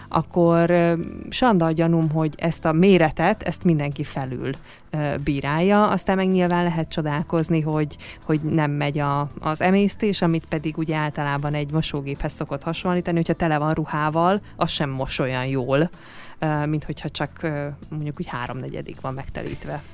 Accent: Hungary; most nyilván magyarok vagyunk

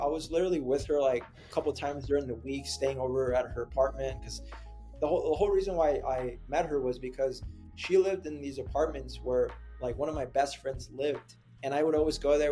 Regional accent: San Antonio, Texas, United States; moved away as an adult; also born or lived in Camp Springs, Maryland; now in San Diego, United States; I was living in San Antonio, Texas, and uh, I made the big big boy decision to kind of move away from my my hometown

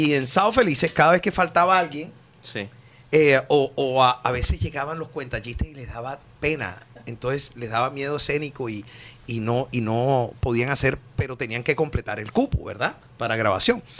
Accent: Colombian Caribbean coast, Colombia; moved away; also born or lived in Bogotá; como todo costeño, yo llegaba y siempre era haciendo música con los lápices

